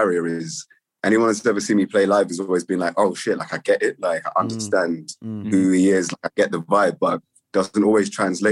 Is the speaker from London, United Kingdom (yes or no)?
yes; London, United Kingdom; also born or lived in Finsbury Park, London; I'm from Grove. I live in Finsbury Park now.